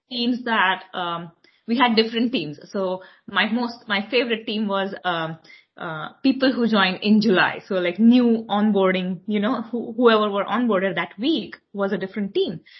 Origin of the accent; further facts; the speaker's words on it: Mumbai, Maharashtra, India; moved away as an adult; now in New York, United States; I am born and raised in Mumbai, India.